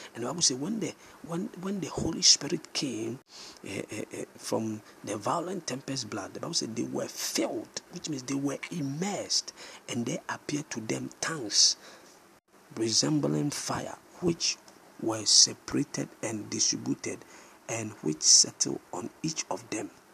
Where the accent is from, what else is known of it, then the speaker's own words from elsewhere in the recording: Ghana; I'm a Ghanaian